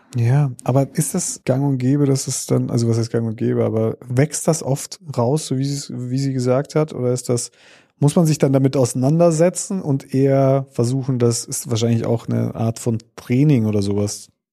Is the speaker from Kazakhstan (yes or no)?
yes; Kazakhstan; moved away; da, wo ich geboren bin, in Kasachstan